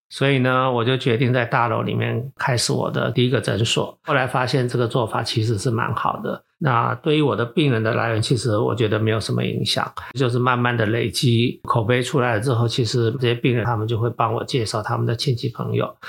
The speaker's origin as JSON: {"language": "Chinese", "region": "Taichung", "country": "Taiwan", "tie": "born or raised there", "also_born_or_lived": "Taipei, Taiwan / United States", "moved": "as an adult", "said": "我又是从小在台中长大，所以对这边当然是有感情"}